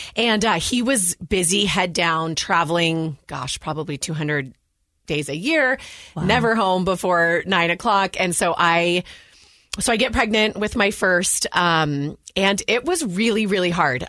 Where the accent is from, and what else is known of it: Walnut Creek, California, United States; born or raised there; moved away as an adult; now in Utah, United States